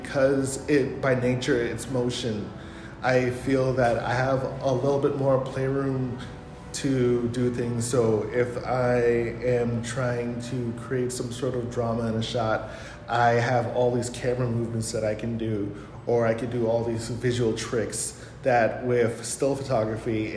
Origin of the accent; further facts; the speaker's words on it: Hyattsville, Maryland, United States; now in Tulsa, United States; I'm not from Tulsa originally. Grew up in Hyattsville, Maryland, and it's right outside DC.